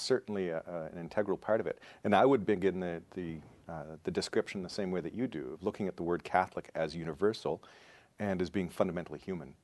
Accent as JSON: {"language": "English", "region": "rural Ontario", "country": "Canada", "tie": "born or raised there", "also_born_or_lived": "Toronto / United States", "moved": "as an adult", "lives_now": "Saskatchewan, Canada", "said": "I'm originally from Ontario. Um, and was born in Toronto, grew up in rural Ontario"}